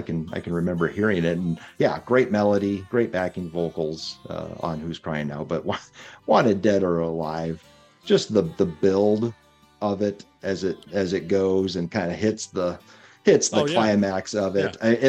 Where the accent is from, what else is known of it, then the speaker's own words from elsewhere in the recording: Ontario, Canada; the born and raised in South Detroit, also known as Canada. Or the Detroit River, because there's no South Detroit.